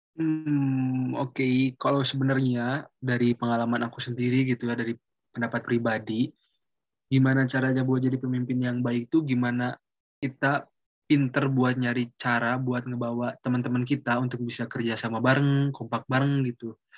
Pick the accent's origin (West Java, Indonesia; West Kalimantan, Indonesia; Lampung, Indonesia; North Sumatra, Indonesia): West Java, Indonesia; Bandung; aku orang Bandung dan rumah aku dekat sama SMA aku, aku dari SMA 20